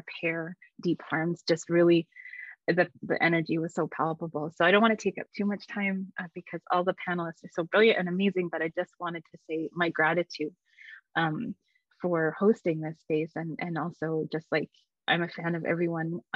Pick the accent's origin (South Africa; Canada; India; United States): Canada; Edmonton, Alberta; moved away; I am a Métis person. I am from Alberta in Treaty 6 territory, or Miskwichi Wiskaigan, Edmonton.